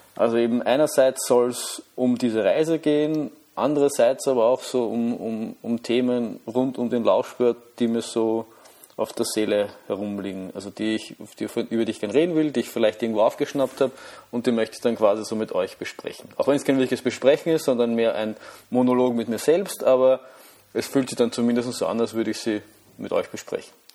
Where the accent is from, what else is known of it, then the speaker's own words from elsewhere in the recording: Vienna, Austria; ich komme aus Wien, wie man vielleicht hören kann.